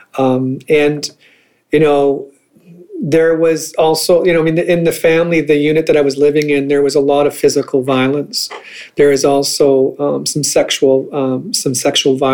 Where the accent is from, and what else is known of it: northern Manitoba, Canada; born or raised there; also born or lived in St. Rose du Lac, Manitoba / Crane River, Manitoba / Dauphin, Manitoba